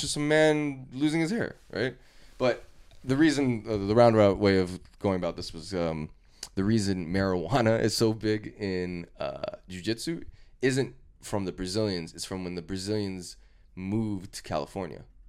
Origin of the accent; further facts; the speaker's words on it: Canada; I'm Canadian